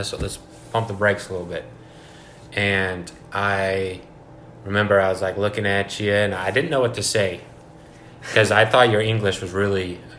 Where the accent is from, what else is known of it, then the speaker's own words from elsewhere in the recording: United States; I'm from the United States